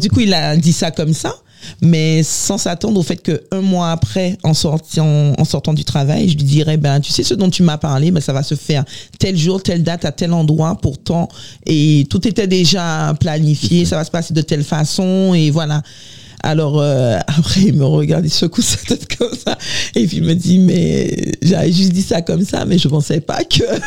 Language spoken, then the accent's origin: French; Les Abymes, Guadeloupe; now in France; Je suis née en Guadeloupe, j'ai grandi en Guadeloupe